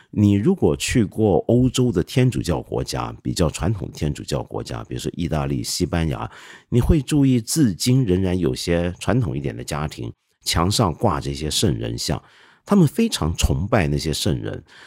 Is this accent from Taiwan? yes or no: no; China; 不像我们中国人这么努力